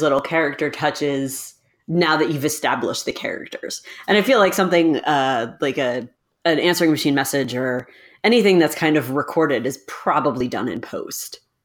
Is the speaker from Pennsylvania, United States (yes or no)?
no; New Jersey, United States; I grew up in Jersey and the, the Northeast